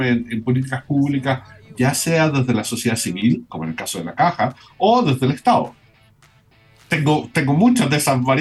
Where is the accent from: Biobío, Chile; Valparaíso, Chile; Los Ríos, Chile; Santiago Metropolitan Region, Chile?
Biobío, Chile; Concepción; Concepción. Yo soy de Concepción